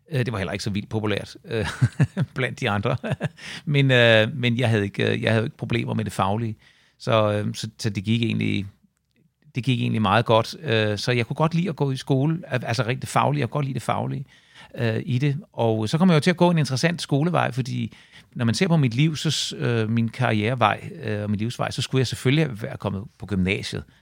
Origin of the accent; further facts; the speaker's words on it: Svanninge, Southern Denmark, Denmark; also born or lived in Herlev; Vi flyttede til, til Svanninge, da jeg var øh, tre år gammel, og jeg kan intet huske fra Herlev. Så når folk spørger mig, hvor jeg kommer fra, så kommer jeg fra, øh, fra Svanninge.